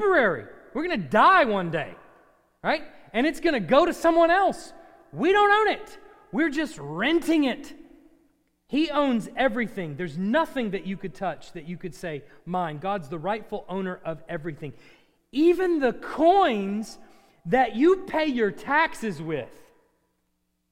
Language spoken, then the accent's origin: English; United States; also born or lived in Texas; as an American